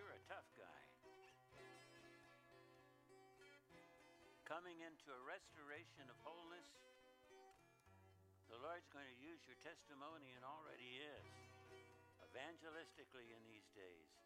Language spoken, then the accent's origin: English; Idaho, United States; I come from Idaho